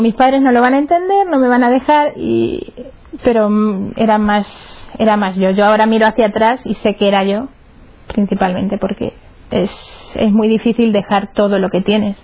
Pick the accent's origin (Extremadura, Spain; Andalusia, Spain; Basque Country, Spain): Extremadura, Spain; Cáceres; soy de Cáceres, de allá de Extremadura, bonita tierra.